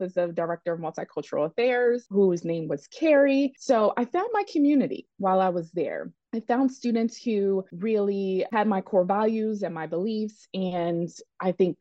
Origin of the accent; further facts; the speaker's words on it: Philadelphia, Pennsylvania, United States; I am from the Philadelphia area, born and raised.